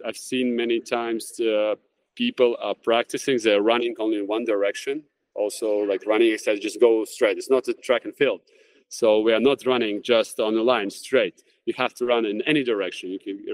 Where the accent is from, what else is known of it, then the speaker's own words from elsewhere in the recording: Jurmala, Latvia; training camps in basketball in my hometown in Jurmala.